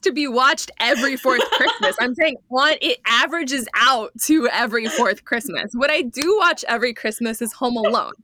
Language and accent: English; United States